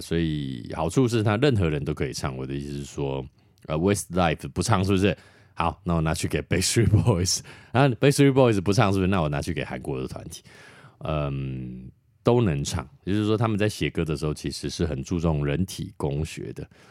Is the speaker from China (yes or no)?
no; Taiwan